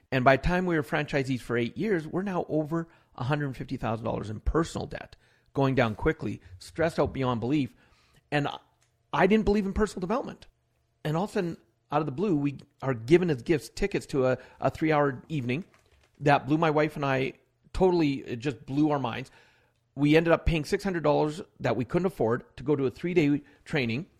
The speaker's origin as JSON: {"language": "English", "region": "Alberta", "country": "Canada", "tie": "born or raised there", "said": "born in Canada, but born in one other province. But most of my life, I was raised here in Alberta"}